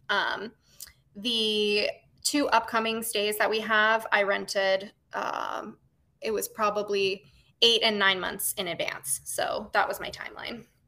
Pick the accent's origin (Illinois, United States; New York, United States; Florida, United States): Florida, United States; I grew up in Florida